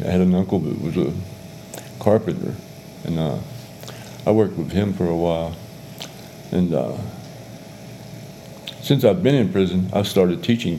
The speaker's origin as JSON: {"language": "English", "region": "Georgia", "country": "United States", "tie": "born or raised there", "also_born_or_lived": "England / Texas", "said": "And then we came over here, and we went to Texas, where he retired out of the Air Force. And then we went to Georgia, and that's where I grew up"}